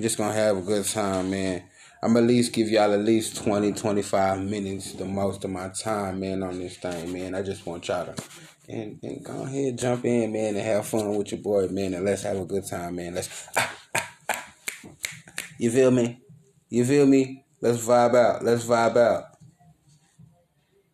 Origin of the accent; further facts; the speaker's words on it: Dallas, Texas, United States; I'm from Dallas and that is Texas.